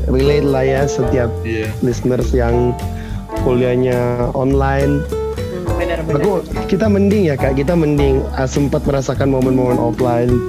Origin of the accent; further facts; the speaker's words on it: Manado, North Sulawesi, Indonesia; aku anak rantau kan, Kamire juga anak rantau kan. Iya, kita anak rantau dari Manado.